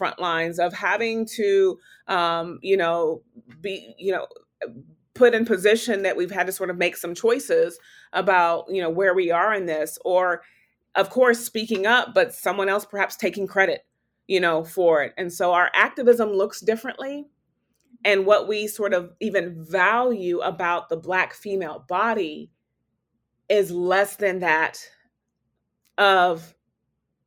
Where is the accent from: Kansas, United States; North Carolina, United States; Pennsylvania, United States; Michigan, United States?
Kansas, United States; Topeka; I was born and raised in Topeka, Kansas